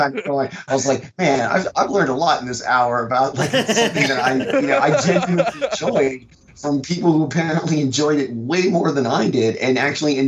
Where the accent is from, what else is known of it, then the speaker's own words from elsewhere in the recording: the South, United States; I'm from the South